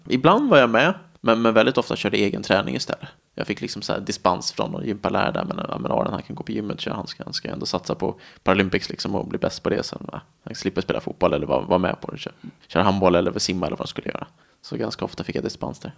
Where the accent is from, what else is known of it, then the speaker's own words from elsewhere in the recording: Nacka, Stockholm County, Sweden; now in Täby, Sweden; sen flyttade vi till ett radhus i Nacka. Och där är jag väl uppvuxen egentligen